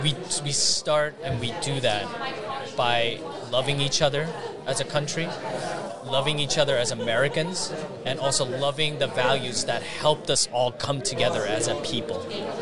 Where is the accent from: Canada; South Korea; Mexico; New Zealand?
South Korea; now in United States; because I'm an immigrant from South Korea. There were U.S. servicemen that gave their lives so that I have the rights that I have.